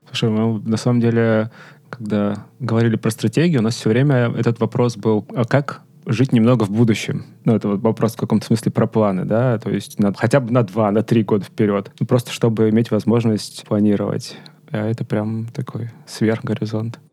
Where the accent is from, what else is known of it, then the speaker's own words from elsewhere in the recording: Rostov-on-Don, Rostov Oblast, Russia; я из Ростова